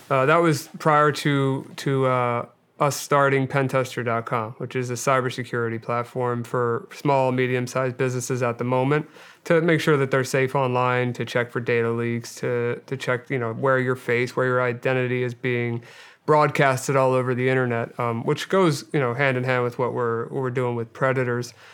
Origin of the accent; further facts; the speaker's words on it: Delaware County, Pennsylvania, United States; I grew up outside of, uh, right outside of West Philadelphia in, uh, Delaware County, Pennsylvania